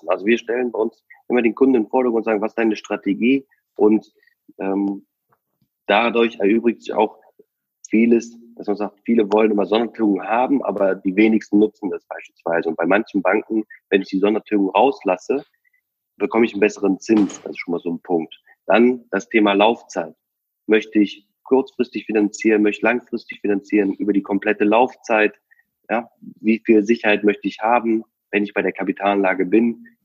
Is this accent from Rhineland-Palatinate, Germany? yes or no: no; Cologne, North Rhine-Westphalia, Germany; Also nehmen wir mal äh, einfach Köln, wir kommen aus Köln.